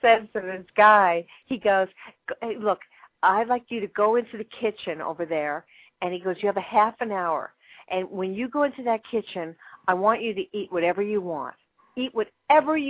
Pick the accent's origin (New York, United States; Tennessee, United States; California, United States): New York, United States; I'm a New Yorker